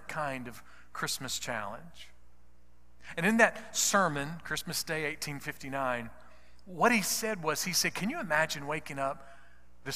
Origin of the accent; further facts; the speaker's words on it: United States; because I'm an American